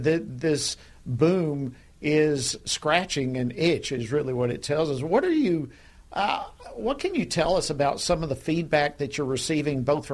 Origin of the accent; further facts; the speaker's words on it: Georgia, United States; here in my home state of Georgia